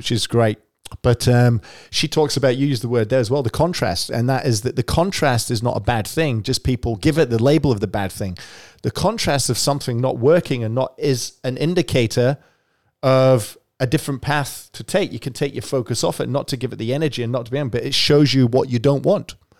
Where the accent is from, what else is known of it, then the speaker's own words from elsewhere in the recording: Scotland, United Kingdom; now in Melbourne, Australia; I grew up in Scotland